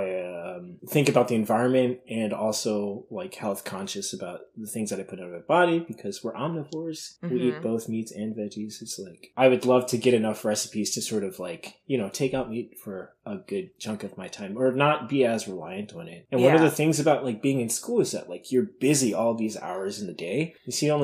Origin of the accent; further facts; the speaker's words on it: East Coast, United States; I'm from the East Coast and like we get like hurricanes.